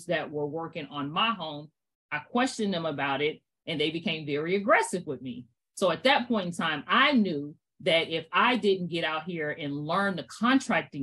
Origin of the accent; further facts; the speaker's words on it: Fort Mill, South Carolina, United States; moved away as an adult; also born or lived in Brooklyn, New York; I was born in Brooklyn, New York. After two short Brooklyn, my mom was in South Carolina. So I grew up in Fort Mill, South Carolina